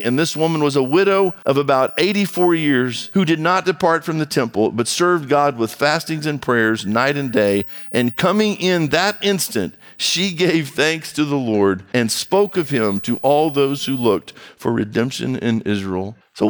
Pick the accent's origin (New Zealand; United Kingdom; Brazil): Brazil; I grew up in Brazil. My brother and I grew up in Brazil.